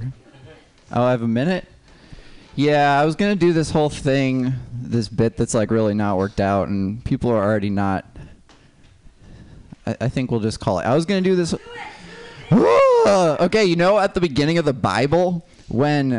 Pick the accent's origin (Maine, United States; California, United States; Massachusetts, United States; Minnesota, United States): Minnesota, United States; moved away; I'm from Minnesota originally